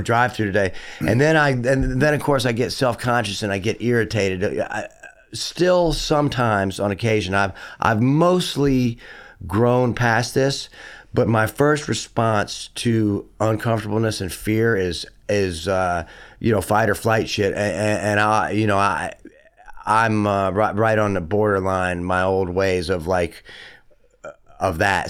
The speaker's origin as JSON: {"language": "English", "region": "the South", "country": "United States", "accent": "southern", "moved": "yes", "said": "having a southern accent"}